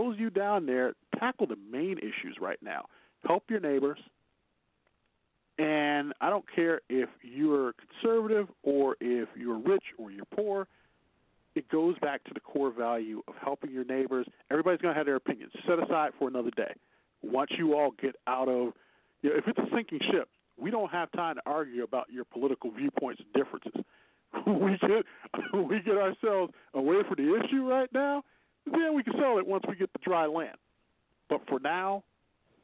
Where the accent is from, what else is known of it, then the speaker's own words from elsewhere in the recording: Midwest, United States; now in Texas, United States; as a Midwesterner